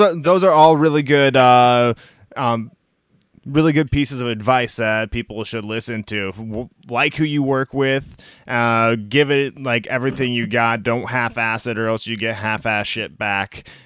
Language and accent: English; Midwest, United States; now in Bay Area, United States; I'm out of yeah. the Bay Area up here. I'm originally from the Midwest